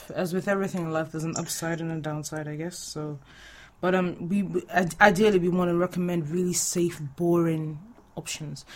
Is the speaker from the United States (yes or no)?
no; Nigeria; moved away; we're both Nigerian